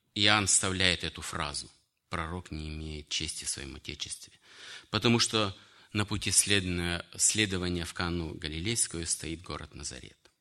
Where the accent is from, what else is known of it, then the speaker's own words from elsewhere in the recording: Kyrgyzstan; moved away; also born or lived in Russia; Я считаю своим отечеством Киргизию, потому что я там вырос, женился, обратился к Богу и провел многие годы в Киргизстане. Хотя родился в Российской Федерации